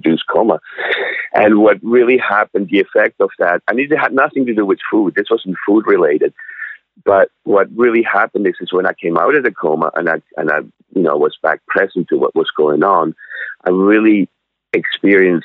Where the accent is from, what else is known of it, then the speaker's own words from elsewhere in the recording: Switzerland; moved away as an adult; also born or lived in North Vancouver, Canada; now in Sunshine Coast, Canada; I'm originally from Switzerland. I was born in Switzerland and I was born and raised, and I came over to Canada when I was 20.